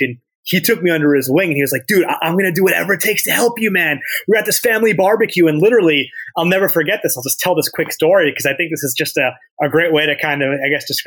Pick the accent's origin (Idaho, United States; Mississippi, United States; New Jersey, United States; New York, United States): New York, United States; Dobbs Ferry; I grew up in Dobbs Ferry, and you know, I pretty much have been in that area my whole life